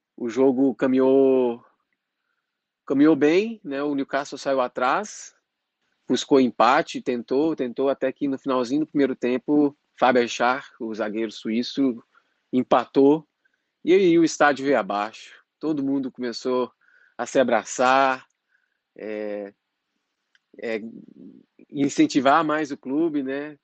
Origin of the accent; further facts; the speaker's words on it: Patos de Minas, Minas Gerais, Brazil; moved away as an adult; now in Dublin, Ireland; eu sou de Patos de Minas e atualmente eu estou morando em Dublin, na Irlanda